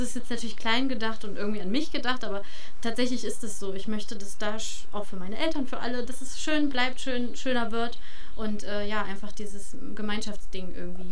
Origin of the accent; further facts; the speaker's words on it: Harz, Germany; moved away; es ist meine Heimat und es, ne, ich ziehe zurück und ich habe auch vor, hier zu bleiben